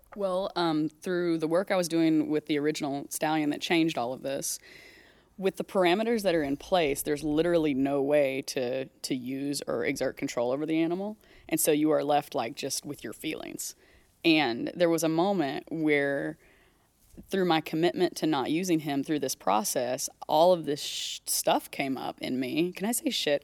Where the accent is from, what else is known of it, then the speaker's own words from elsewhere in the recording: Texas, United States; moved away; so I grew up in Texas. I lived most of my life there